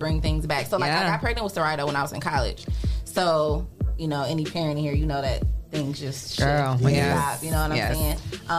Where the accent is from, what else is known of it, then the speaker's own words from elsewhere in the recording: Toledo, Ohio, United States; I'm from Toledo, Star High School graduate.